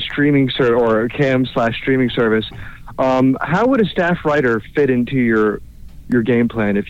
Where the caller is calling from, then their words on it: Orlando, Florida, United States; calling in from Orlando, Florida.